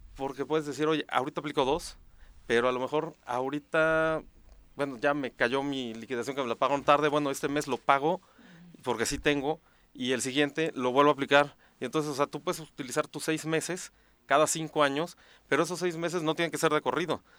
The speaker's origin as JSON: {"language": "Spanish", "region": "Morelos", "country": "Mexico", "also_born_or_lived": "Mexico City", "said": "yo soy de aquí de Morelos"}